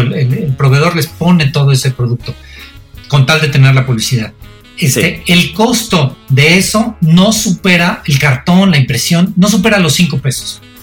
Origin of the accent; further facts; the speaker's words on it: Mexico; yo soy mexicano